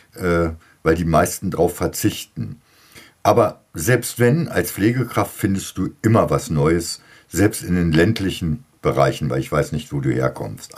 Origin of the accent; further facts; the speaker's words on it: Lower Saxony, Germany; Bei uns in Niedersachsen